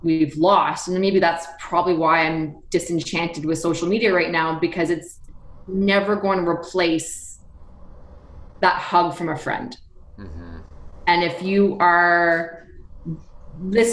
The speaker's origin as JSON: {"language": "English", "country": "Canada", "said": "we're Canadian"}